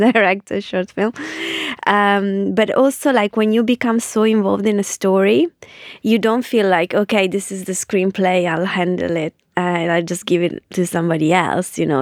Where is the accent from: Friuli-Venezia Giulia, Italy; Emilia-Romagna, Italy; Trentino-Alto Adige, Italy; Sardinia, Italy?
Emilia-Romagna, Italy; Ferrara; moved away as an adult; now in London, United Kingdom; I grew up in Ferrara